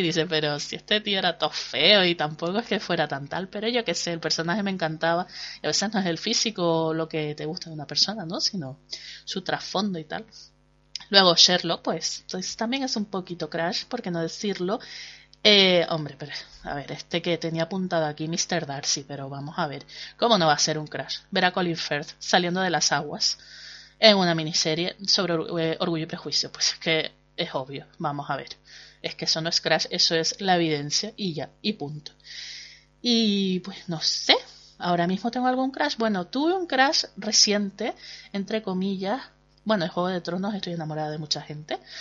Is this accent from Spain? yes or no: yes; Canary Islands, Spain; accent: Canarian; los canarios no tenemos casi cabida en, en la televisión nacional porque bueno pues supongo que nuestro acento pues es un hándicap